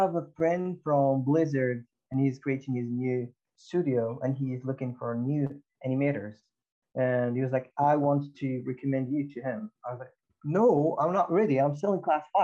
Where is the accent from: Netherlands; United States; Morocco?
Morocco; moved away; I'm from Morocco.